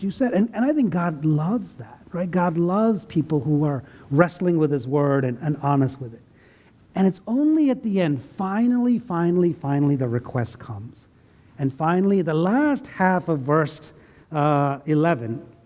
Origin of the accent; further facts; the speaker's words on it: India; now in United States; I left India. I love India, right? But I'm also American